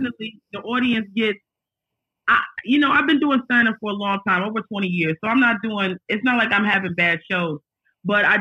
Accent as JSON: {"language": "English", "town": "Aberdeen", "region": "Maryland", "country": "United States", "tie": "born or raised there", "also_born_or_lived": "Los Angeles", "moved": "yes", "said": "I'm not from LA. I'm from Maryland, actually."}